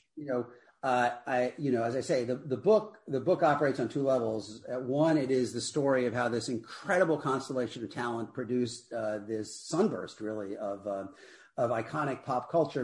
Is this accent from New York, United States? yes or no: yes; New York City, New York, United States; moved away as an adult; also born or lived in Binghamton, New York; now in Los Angeles, United States; I grew up in New York. I grew up in Queens.